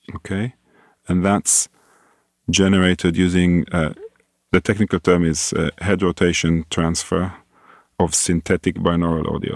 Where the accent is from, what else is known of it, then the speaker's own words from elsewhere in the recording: Israel; moved away as an adult; also born or lived in London, United Kingdom / Singapore; I grew up in Israel